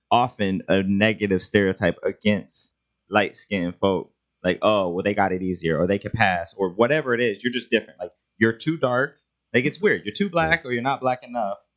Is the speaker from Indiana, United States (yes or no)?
yes; Indiana, United States; I'm from Indiana. I did not know until I moved to California.